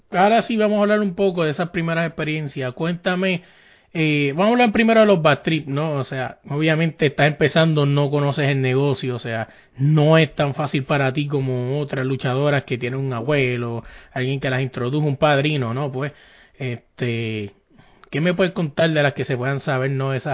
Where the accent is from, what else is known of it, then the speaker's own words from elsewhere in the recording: Puerto Rico; vino aquí en Puerto Rico, yo soy de Puerto Rico